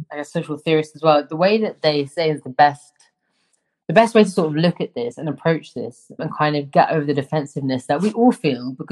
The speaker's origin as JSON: {"language": "English", "region": "London", "country": "United Kingdom", "tie": "born or raised there", "said": "I grew up in London, one of the most like metropolitan cities in the world."}